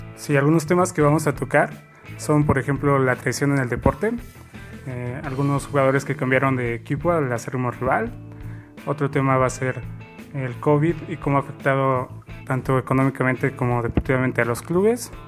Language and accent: Spanish; Mexico City, Mexico; soy aquí de la Ciudad de México